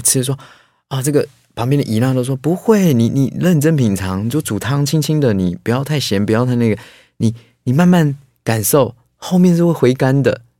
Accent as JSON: {"language": "Chinese", "region": "Taipei", "country": "Taiwan", "tie": "born or raised there", "said": "所以我连，事实上我连那个农村的记忆都没有，因为我，我就举家都在这个台北，然后我连过年回个南部那种都没有，都在台北"}